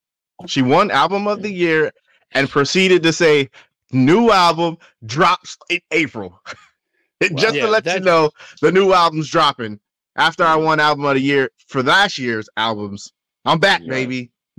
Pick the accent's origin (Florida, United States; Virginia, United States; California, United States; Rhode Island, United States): Florida, United States; I'm from South Florida. We don't do beer.